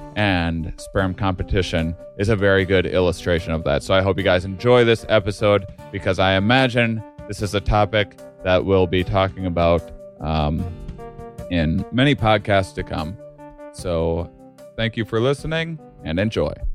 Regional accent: La Crosse, Wisconsin, United States; moved away; I'm from a small town in the Cross, Wisconsin

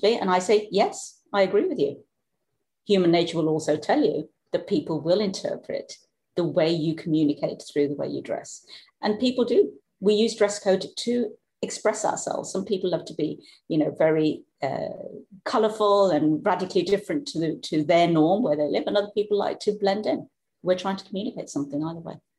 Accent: Black Country, West Midlands, United Kingdom; accent: Black Country; moved away; also born or lived in Scandinavia; we're both from the Black country

